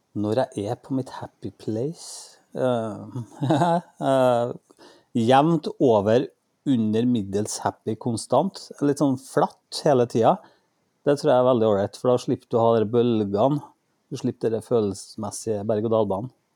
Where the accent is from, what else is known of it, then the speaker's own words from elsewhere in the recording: Norway; jeg er født og oppvokst i Norge